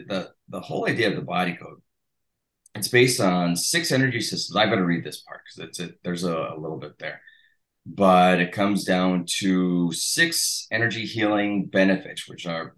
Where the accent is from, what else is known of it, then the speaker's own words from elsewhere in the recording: Massachusetts, United States; My hometown is literally it used to be incorporated into Rhode Island. So there's a big fight over.